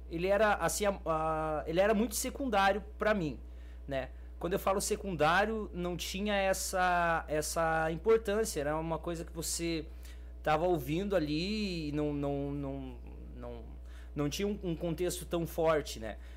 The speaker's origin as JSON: {"language": "Portuguese", "town": "Curitiba", "region": "Paraná", "country": "Brazil", "moved": "yes", "lives_now": "Mandirituba, Brazil", "said": "eu sou de Curitiba, né? Da Leite Quente. E fui me esconder na, no município de Mandirituba aí, que tá é, logo após a Fazenda Rio Grande"}